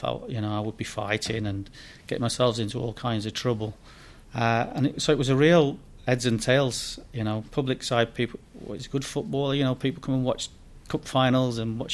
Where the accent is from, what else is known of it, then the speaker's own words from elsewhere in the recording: Sheffield, Yorkshire and the Humber, United Kingdom; moved away as an adult; also born or lived in Bradford; I was born and raised in Sheffield, lived in the East End or an area called Darnell down there